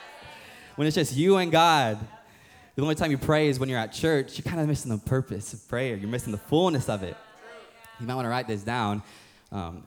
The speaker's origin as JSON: {"language": "English", "region": "the Bible Belt", "country": "United States", "tie": "born or raised there", "said": "growing up, when I was young, growing up in the Bible Belt, I was playing for this rec football team, Sharpsburg Stallions"}